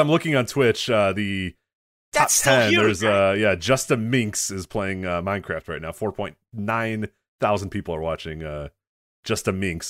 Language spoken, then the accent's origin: English; Chicago, Illinois, United States; Well, I'm in a weird position too, but being a Chicagoan, I'm supposed to hate the Packers, but I don't.